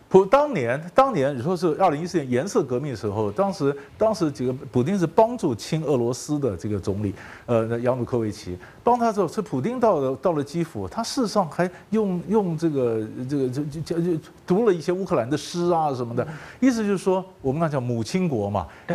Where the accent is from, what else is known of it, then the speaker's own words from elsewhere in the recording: Taiwan; 我们台湾人哦，是没有国际观的人